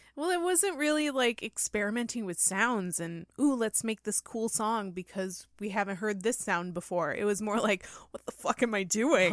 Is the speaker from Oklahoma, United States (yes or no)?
no; New York, United States; we're Americans from New York